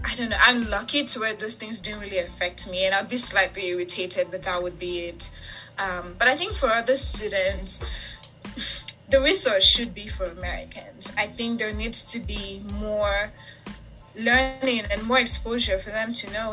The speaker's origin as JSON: {"language": "English", "country": "Nigeria", "first_language": "English", "moved": "yes", "lives_now": "United States"}